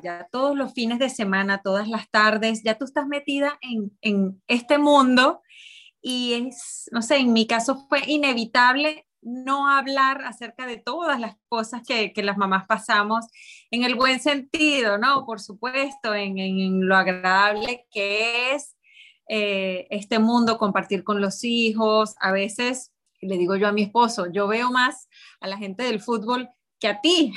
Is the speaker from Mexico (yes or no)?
no; Venezuela; soy venezolana